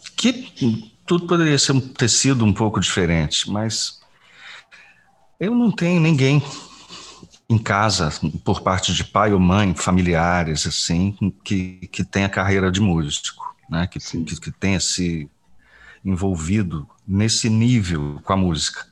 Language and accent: Portuguese; Belo Horizonte, Minas Gerais, Brazil; moved away; also born or lived in Goiás; ainda morando em Belo Horizonte, onde eu me criei